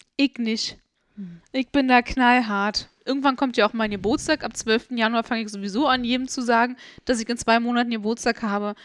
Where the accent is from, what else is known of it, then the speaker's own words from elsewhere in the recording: Germany; ich als Deutsche hier wieder, weißt du, als deutsche Kartoffel hoch 10